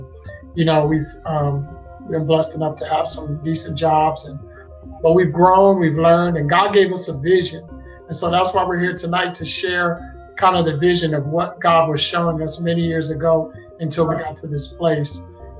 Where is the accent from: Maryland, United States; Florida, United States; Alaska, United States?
Maryland, United States; So we're from Maryland.